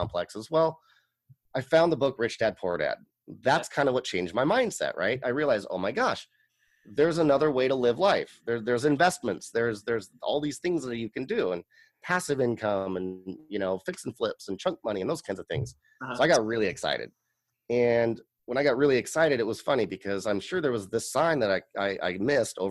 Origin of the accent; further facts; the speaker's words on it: Tigard, Oregon, United States; this was a house that I grew up in Tigard, Oregon.